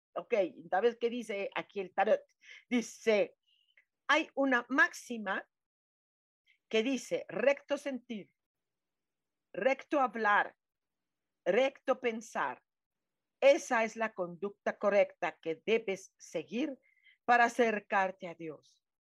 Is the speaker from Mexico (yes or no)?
yes; Mexico; como decimos mexicanos